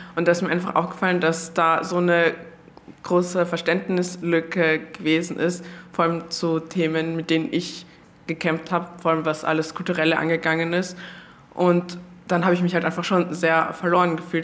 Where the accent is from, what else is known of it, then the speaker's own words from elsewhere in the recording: Austria; so wie ich halt aufgewachsen bin in Österreich